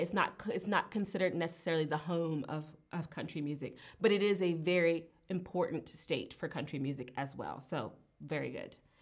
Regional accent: the South, United States; I'm from the South, from the southern part of the country

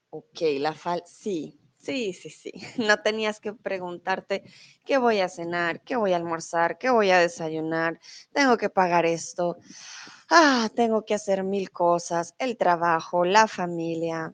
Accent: Bogotá, Colombia; accent: neutral; first language Spanish; now in Germany; soy de Colombia, pero soy de Bogotá, soy de la capital. Por lo tanto, mi acento es un poco más neutral.

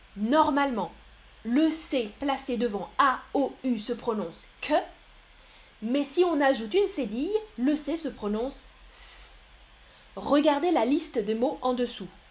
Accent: France; mon pays, c'est la France. France. Je suis français ou française. Moi, je suis française.

